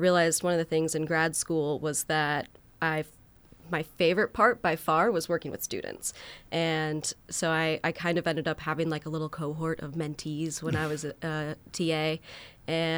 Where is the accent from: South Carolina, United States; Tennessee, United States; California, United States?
South Carolina, United States; outside of Columbia; moved away as an adult; now in Athens, United States; I grew up in South Carolina, just a couple hours away outside of Columbia